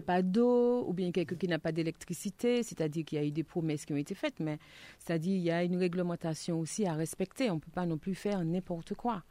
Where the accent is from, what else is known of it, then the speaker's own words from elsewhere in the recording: Martinique; en tant que Martiniquais